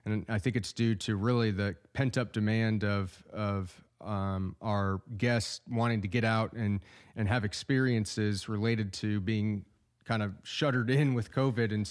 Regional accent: Iowa, United States; moved away as an adult; also born or lived in Oklahoma City, Oklahoma / Tempe, Arizona / Tulsa, Oklahoma; now in Jenks, United States; I was born in Oklahoma City and we moved to Iowa when I was a kid, and I got my undergraduate degree at the University of Northern Iowa.

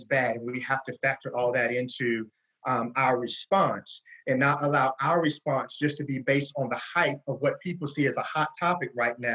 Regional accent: Gaffney, South Carolina, United States; also born or lived in Spartanburg, South Carolina; Gaffney, South Carolina, which is my hometown

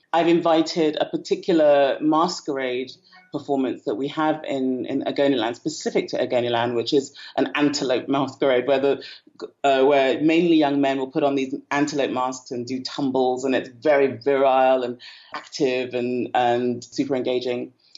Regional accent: United Kingdom; moved away as an adult; also born or lived in Port Harcourt, Nigeria; now in Niger Delta, Nigeria; I spent most of my life in the UK.

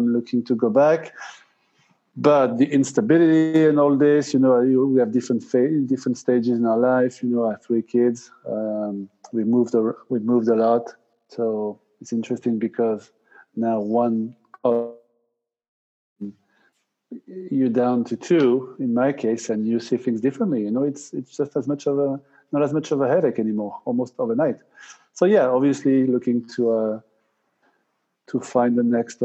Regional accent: Basque Country, Nouvelle-Aquitaine, France; moved away as an adult; also born or lived in United States; I'm originally from France, moved to the US after World Cup 98.

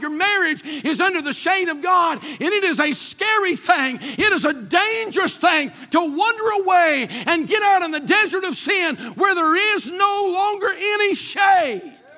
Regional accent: North Carolina, United States; we're from North Carolina, not from Israel

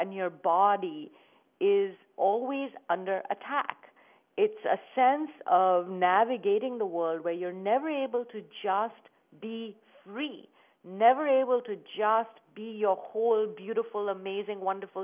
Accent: India; moved away as an adult; now in United States; when I was growing up in India

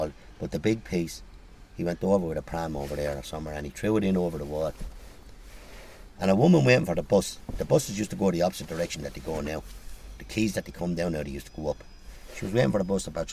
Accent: Waterford, Munster, Ireland; moved away; I'm from Waterford

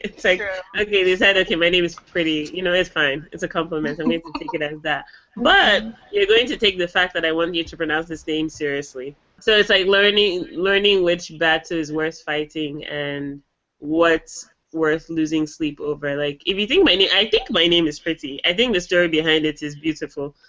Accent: Nigeria; moved away as an adult; now in United States; I'm from Nigeria

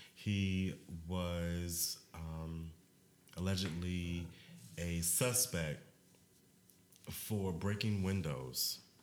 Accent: Maryland, United States; I am from Maryland

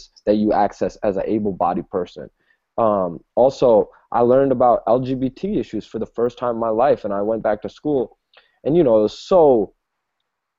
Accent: Milwaukee, Wisconsin, United States; I grew up in Milwaukee, Wisconsin

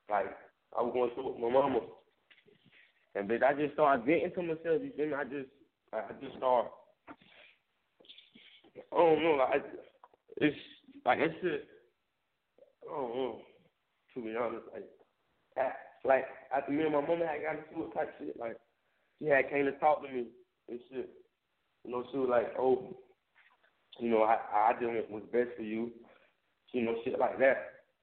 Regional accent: Tampa, Florida, United States; Said growing up in Tampa, it was said poverty. You know, it was it. it it's just like any other any other place in America

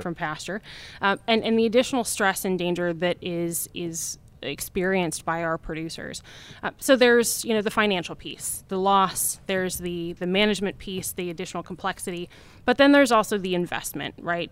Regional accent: Wyoming, United States; I'm from Wyoming

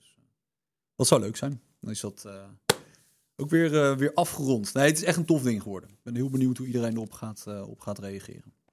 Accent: The Hague, South Holland, Netherlands; ik kom uit Den Haag

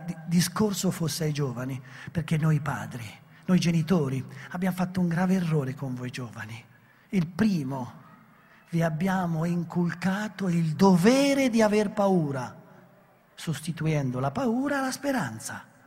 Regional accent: Italy; noi italiani siamo molto speciali

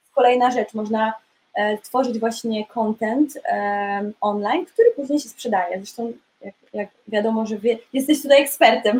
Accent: Poland; moved away as an adult; also born or lived in Munich; now in London, United Kingdom; w Polsce miałam dosyć już taką rozwiniętą karierę taneczną i aktorsko też już się zaczynało działać ale wyjechałam z Polski

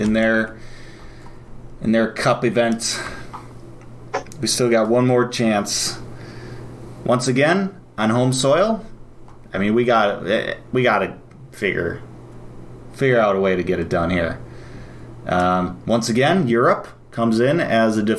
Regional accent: United States; we're American

